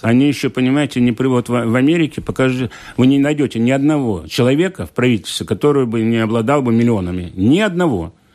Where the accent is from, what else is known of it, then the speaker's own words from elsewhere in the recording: Liepāja, Kurzeme, Latvia; где я родился в Лепо